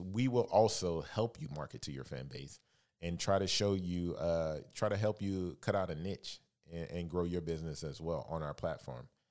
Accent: Alabama, United States; moved away as an adult; also born or lived in San Francisco; now in Los Angeles, United States; I'm originally from Alabama, uh, born and raised

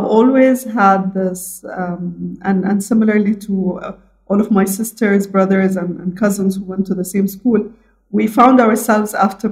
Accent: Abu Dhabi, United Arab Emirates; I am born, raised, educated fully in Abu Dhabi, the UAE

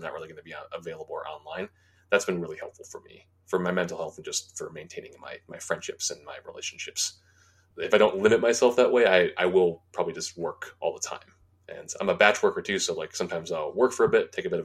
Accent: United States; being an American

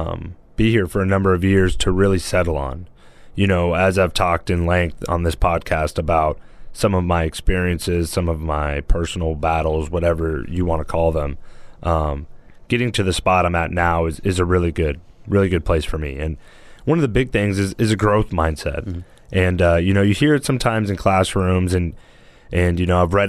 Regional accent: Fresno, California, United States; I'm from Fresno, the damn desert out there

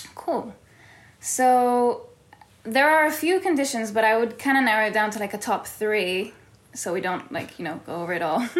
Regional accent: Tel Aviv, Tel Aviv District, Israel; moved away; also born or lived in California; I was born and raised in Tel Aviv and in California

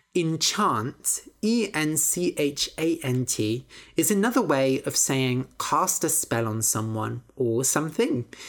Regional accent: Bath, South West England, United Kingdom; also born or lived in Bristol; I grew up in Bath.

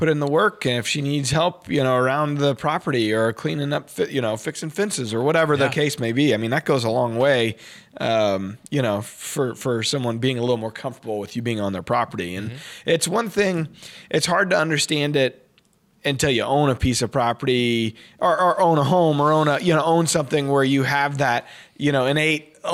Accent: Cumberland Furnace, Tennessee, United States; I'm from Cumberland Furnace, Tennessee.

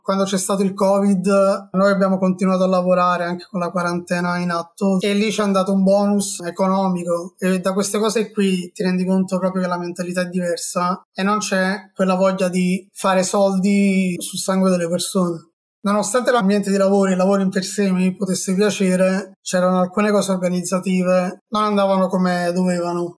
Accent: Naples, Campania, Italy; moved away as an adult; now in Milan, Italy; tornare a Napoli, per tornare a casa dei miei amici, della mia famiglia, nella mia terra

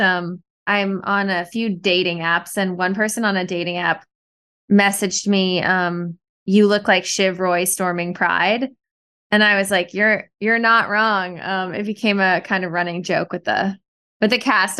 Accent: Canada; now in New York, United States; I'm Canadian. I was back in Canada for the first part of the pandemic, and then I came back to New York

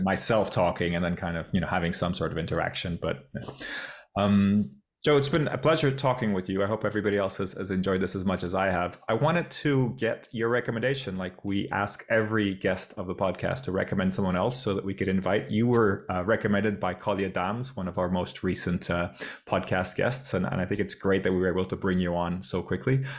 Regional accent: Portugal; moved away; Portugal, my, my home country.

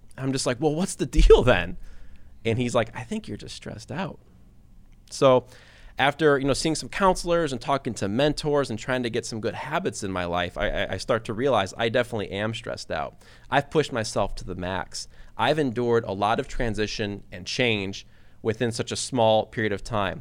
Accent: Detroit, Michigan, United States; moved away as an adult; also born or lived in Kentucky / Bowling Green, Ohio; I grew up in Detroit, Michigan

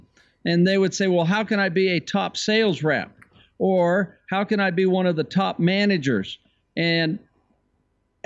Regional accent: San Francisco Bay Area, California, United States; I was raised in the San Francisco Bay Area.

